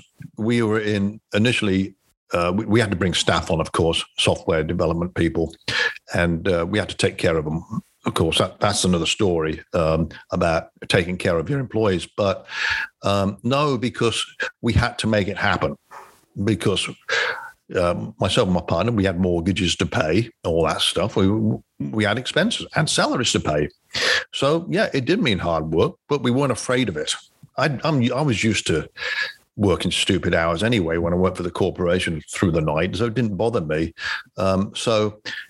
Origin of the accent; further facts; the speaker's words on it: Coventry, West Midlands, United Kingdom; moved away as an adult; also born or lived in Ottawa, Canada; now in United States; I grew up in Coventry, England.